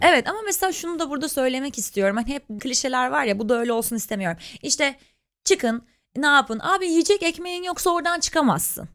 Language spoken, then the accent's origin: Turkish; Ankara, Turkey; moved away as an adult; now in Istanbul, Turkey; ben İstanbul'da ailem yok, ben Ankaralıyım.